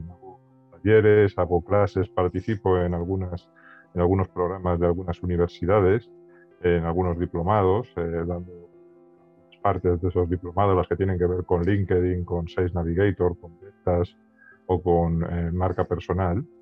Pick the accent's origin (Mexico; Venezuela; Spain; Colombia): Spain; accent: Spanish; moved away as an adult; now in Santiago, Chile; Yo estoy en Santiago de Chile, aunque mi acento me delata y soy español, español, español radicado en Chile desde hace nueve años.